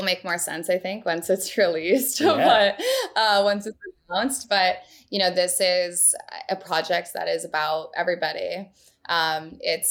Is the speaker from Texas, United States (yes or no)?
no; Vermont, United States; moved away; I'm from Vermont